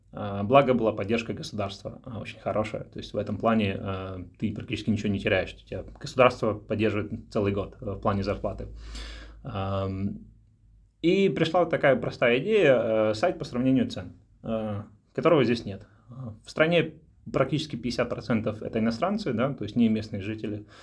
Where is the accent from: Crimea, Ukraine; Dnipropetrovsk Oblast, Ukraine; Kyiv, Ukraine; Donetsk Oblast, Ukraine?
Dnipropetrovsk Oblast, Ukraine; Dnipro; moved away as an adult; also born or lived in England / Netherlands / Belgium; now in Luxembourg; я из Украины, а, из города Днепропетровск